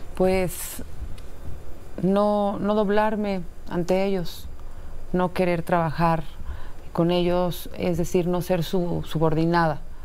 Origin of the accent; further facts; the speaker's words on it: Mexico City, Mexico; also born or lived in Coltongo, Mexico City; crecimos en Tepito más de 20 años.